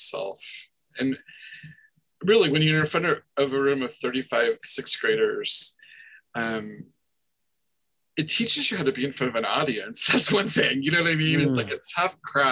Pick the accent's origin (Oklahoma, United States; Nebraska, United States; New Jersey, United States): Nebraska, United States; I'm from Nebraska